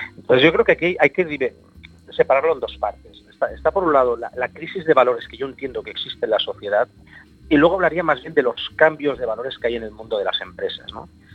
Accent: Barcelona, Catalonia, Spain; yo vengo de Barcelona, del barrio de Gracia

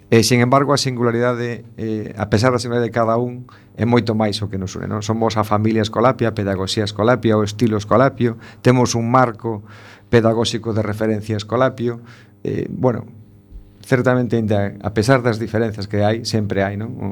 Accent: A Coruña, Galicia, Spain; por ser o colexio de, da miña terra non? da miña casa

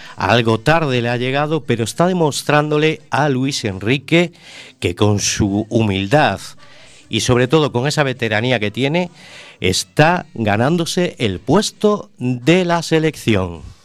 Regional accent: Vigo, Galicia, Spain; born or raised there

